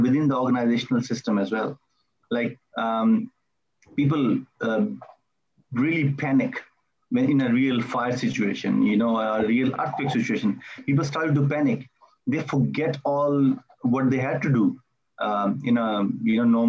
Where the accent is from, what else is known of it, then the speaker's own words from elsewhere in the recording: Melbourne, Victoria, Australia; I am from Melbourne, Australia